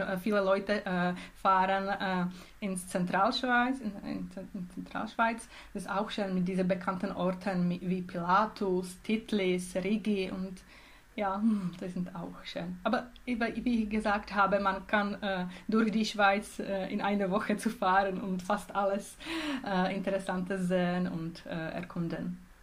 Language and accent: German; Czechia; German is a second language; moved away as an adult; now in Switzerland; in Tschechien, in meinem Heimatland und Heimatregion. es heißt Bile Karpaty.